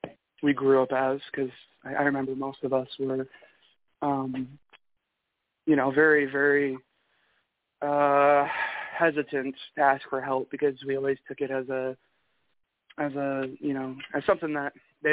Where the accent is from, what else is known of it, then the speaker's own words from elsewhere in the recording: Michigan, United States; accent: Michigan; That was my best Michigan accent voice. My accent's probably non-existent anymore until I start talking to other people, and then it's, oh, geez, yeah, it's been a bit brisk.